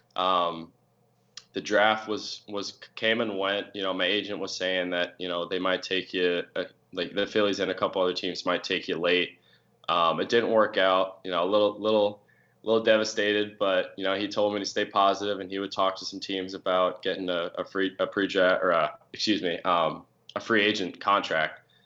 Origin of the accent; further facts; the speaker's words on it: Pottsville, Pennsylvania, United States; also born or lived in Philadelphia; I'm proud to say I'm from Pottsville